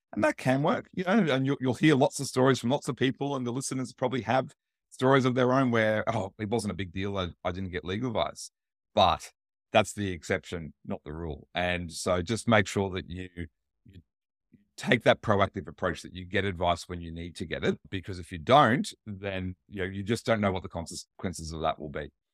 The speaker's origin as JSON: {"language": "English", "country": "Australia", "said": "I'm Australian"}